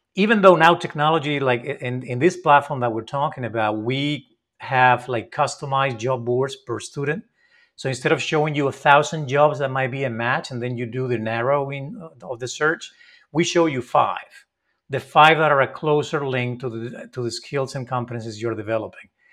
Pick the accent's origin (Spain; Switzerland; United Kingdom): Spain; I'm not from Mexico, I'm from Spain